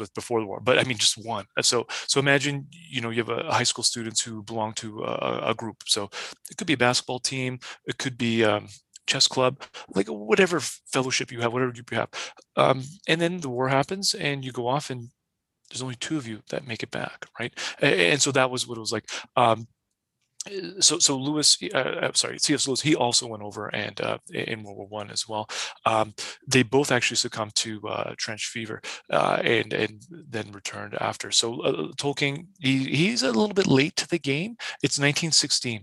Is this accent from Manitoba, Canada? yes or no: no; Edmonton, Alberta, Canada; I'm just from the Edmonton area